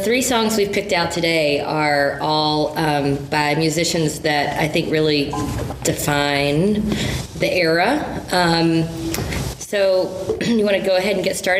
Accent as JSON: {"language": "English", "country": "United States", "tie": "born or raised there", "said": "Well, I'm a Carolina girl. And we talked a little bit about how like growing up in the South has an influence on our love for this style of music."}